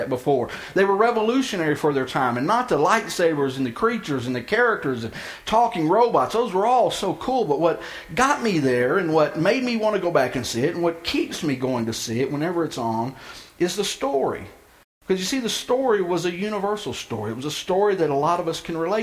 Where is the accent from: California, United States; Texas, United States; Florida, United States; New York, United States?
Texas, United States; outside of Houston; the town I grew up in outside of Houston